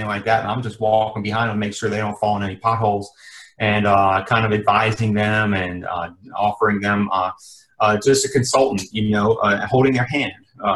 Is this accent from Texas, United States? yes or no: no; Maryland, United States; moved away as an adult; now in South Florida, United States; Born and raised in Maryland